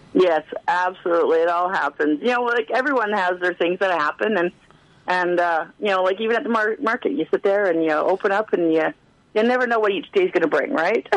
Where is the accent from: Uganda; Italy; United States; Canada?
Canada; Alberta; moved away as an adult; now in Prince George, Canada; I grew up in a small town like little blink and you miss it town in in uh, in Alberta